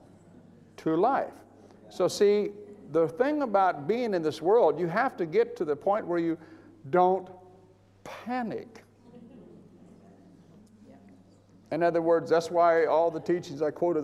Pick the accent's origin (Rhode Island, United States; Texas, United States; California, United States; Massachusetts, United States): California, United States; Bakersfield; moved away; my hometown in California, in Bakersfield